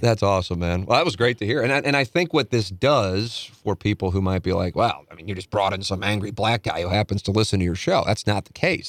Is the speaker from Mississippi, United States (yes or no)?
no; St. Louis, Missouri, United States; I grew up on Vienna, family, then went, moved to Tam Avenue